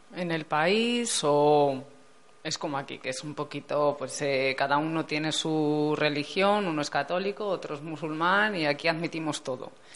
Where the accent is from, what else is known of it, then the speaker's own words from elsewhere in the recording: Spain; la gente que somos de aquí, de España